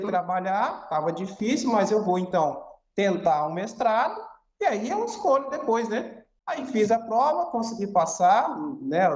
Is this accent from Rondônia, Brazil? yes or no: yes; Cacoal, Rondônia, Brazil; also born or lived in Umuarama, Paraná; Eu sou praticamente rondoniense, né? Eu me sinto rondoniense por quê? É, eu nasci no, no, estado do Paraná, né, na cidade de Umuarama, só que eu vim para Rondônia muito jovem, né? Praticamente um recém-nascido com seis meses de idade